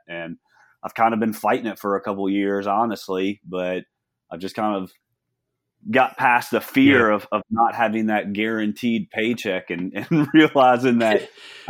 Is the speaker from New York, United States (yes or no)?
no; Gulfport, Mississippi, United States; Born and raised in Gulfport.